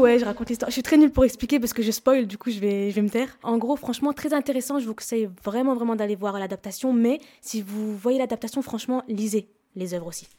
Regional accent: Lebanon; je suis libanaise

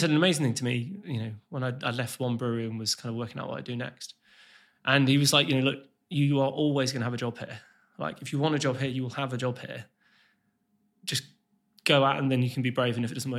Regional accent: West Midlands, United Kingdom; so me and Logan didn't know each other growing up, but we're from a very similar place. Like, we're both from the Black Country.

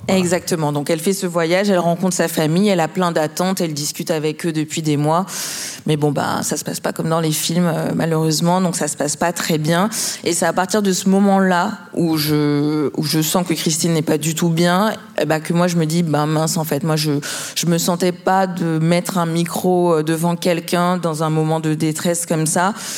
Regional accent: Martinique; je suis martiniquaise

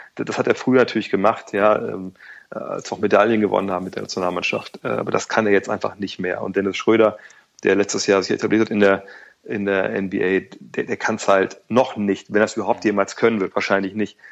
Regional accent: Wolfsburg, Lower Saxony, Germany; moved away; also born or lived in Cologne; Ich komme aus Wolfsburg

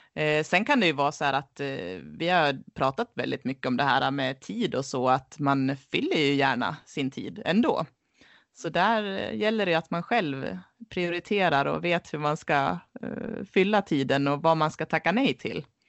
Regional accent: Leksand, Dalarna County, Sweden; moved away as an adult; uppväxt här i Leksand

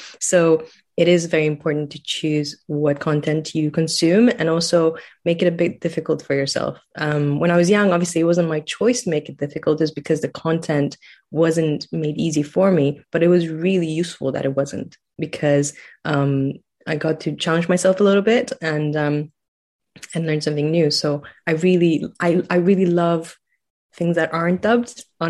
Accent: Romania; accent: a mix; English is a second language; moved away as an adult; now in Scotland, United Kingdom; So I'm from Romania, and I live in Scotland now, and I came to Scotland 10 years ago. So my accent is a bit of a mix. And the way that I learned English was in Romania. I grew up right after the revolution

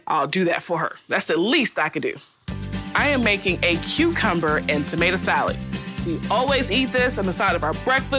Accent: Charleston, South Carolina, United States; moved away as an adult; also born or lived in New Jersey

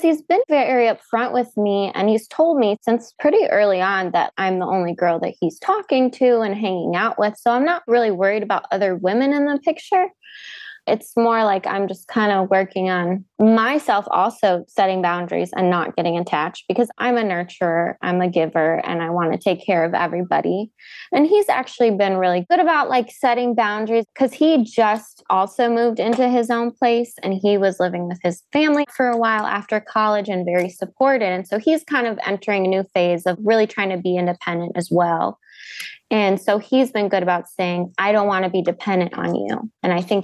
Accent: South Carolina, United States; moved away as an adult; now in Michigan, United States; I'm not from here. I'm from South Carolina

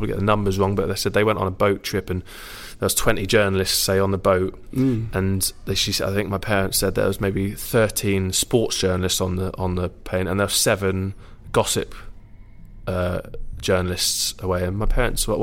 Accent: Jersey; moved away as an adult; born and bred from Jersey

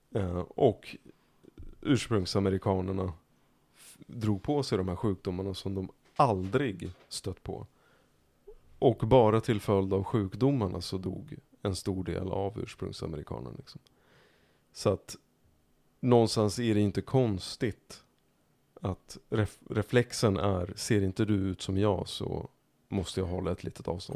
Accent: Märsta, Stockholm County, Sweden; jag växte upp i Märsta. Som är ytterkanten av Stockholm norrut

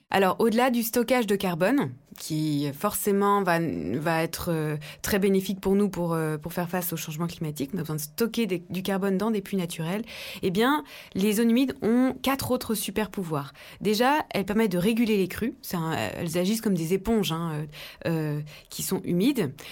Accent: Dijon, Bourgogne-Franche-Comté, France; born or raised there

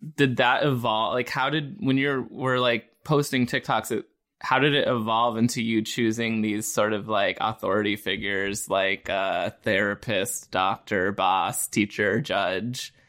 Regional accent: Pennsylvania, United States; I'm from Pennsylvania

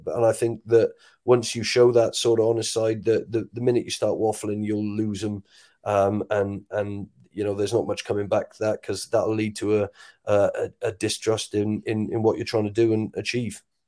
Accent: Wales, United Kingdom; as a Welshman

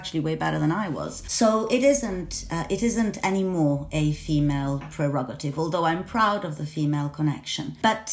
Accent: Venice, Veneto, Italy; I'm from Venice, so I was, you know, I was sort of spoon-fed Burano lace with my milk

